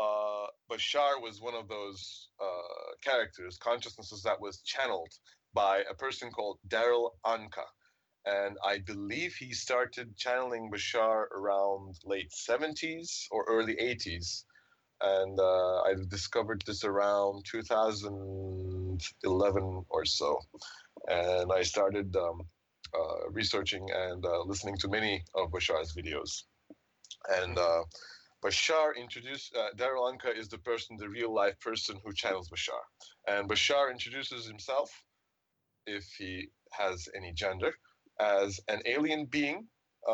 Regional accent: Istanbul, Turkey; I'm from Istanbul, Turkey

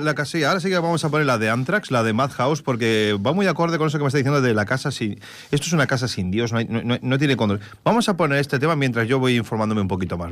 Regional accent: Spain; nosotros como españoles

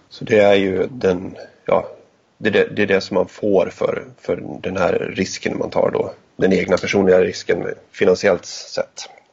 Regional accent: Gästrikland, Gävleborg County, Sweden; uppvuxen i Gästrikland

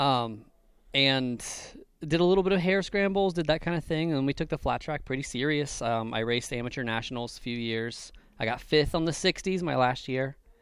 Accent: Ohio, United States; I'm from Ohio. It's the middle of nothing.

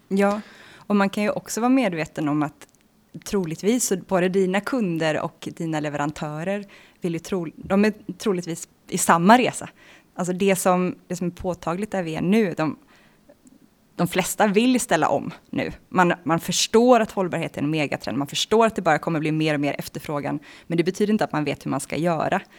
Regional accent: Bohuslän, Västra Götaland, Sweden; jag är född från början i Bohuslän, i Svartedalens naturreservat

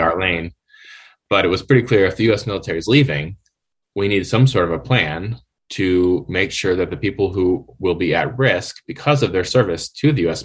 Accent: Wisconsin, United States; moved away as an adult; also born or lived in Chicagoland area, Illinois; I'm originally from Wisconsin. Uh, grew up in a fairly small city in Wisconsin

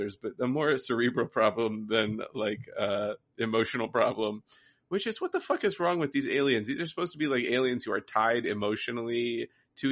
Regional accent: Midwest, United States; I grew up in the Midwest.

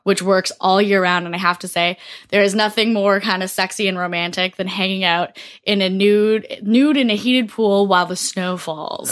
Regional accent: Toronto, Ontario, Canada; I'm from Toronto, then work is in Montreal, but I mostly live in Toronto.

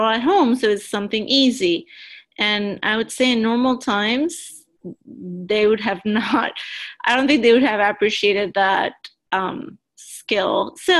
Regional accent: Panama; now in United States; I'm originally from Panama

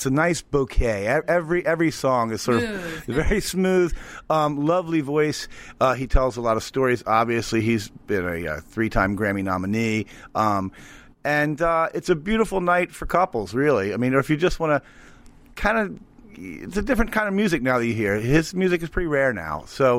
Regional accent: St. Mary's, Maryland, United States; moved away; we're in Easton. It's one of those towns, just like I'm from St. Mary's originally.

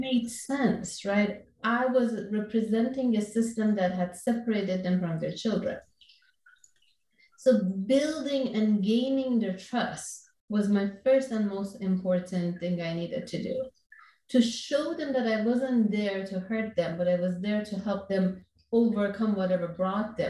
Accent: Iran; moved away as an adult; now in Orange County, California, United States; growing up in Iran, I was born in Iran and then came here when I was 20 years old.

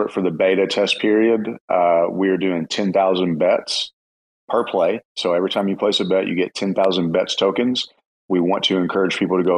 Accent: the South, United States; me and Mr. Fox might be the only Southerners in the entire Cosmos crypto space.

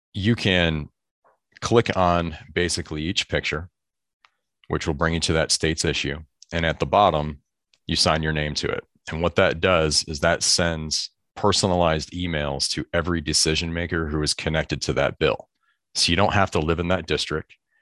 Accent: southeast Michigan, United States; now in San Francisco Bay Area, United States; I grew up on Lake Erie, uh, southeast Michigan

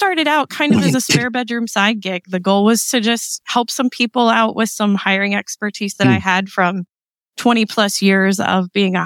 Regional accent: East Coast, United States; we're here from the East Coast

